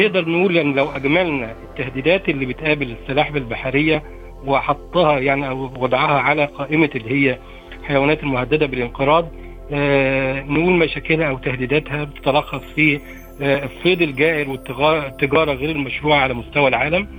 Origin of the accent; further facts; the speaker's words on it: Egypt; إحنا- إحنا كمصريين